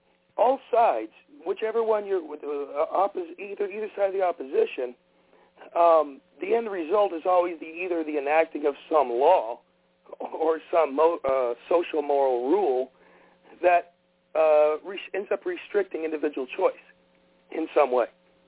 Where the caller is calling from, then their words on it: Oklahoma, United States; … from Oklahoma.